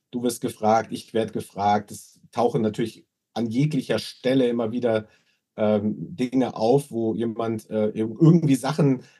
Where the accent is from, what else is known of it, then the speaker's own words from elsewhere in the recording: Munich, Bavaria, Germany; Also ich bin tatsächlich geborener Münchner, waschechter Münchner, obwohl ich jetzt so von meinem Dialekt her eher das Hochdeutsch pflege